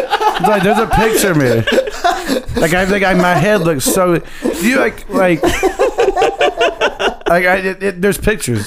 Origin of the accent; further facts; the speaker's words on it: Northeast Alabama, United States; moved away as an adult; also born or lived in Tuscaloosa, Alabama; now in Nashville, United States; I'm from Alabama. I'm from Northeast Alabama.